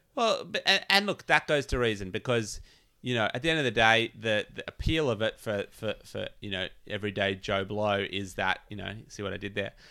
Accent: Australia; I'm Australian

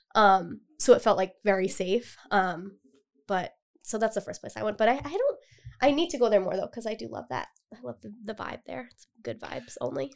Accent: Cumberland, Rhode Island, United States; I've lived in Rhode Island my entire life, and I'm originally from Cumberland

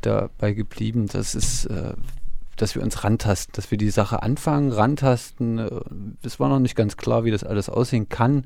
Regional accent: Gera, Thuringia, Germany; bei uns in Gera

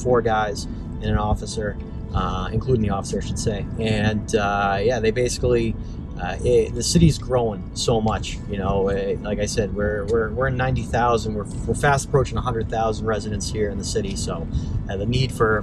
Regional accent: Newton, Massachusetts, United States; I grew up in Newton

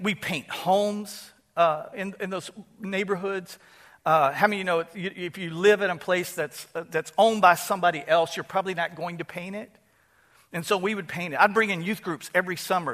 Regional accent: Houston, Texas, United States; moved away as an adult; also born or lived in Dallas, Texas; now in Opelousas, United States; Houston, my hometown.

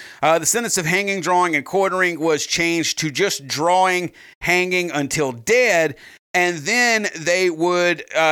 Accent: United States; we're fucking American

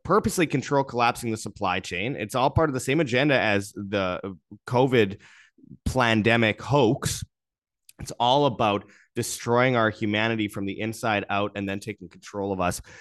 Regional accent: Canada; I say that as a Canadian.

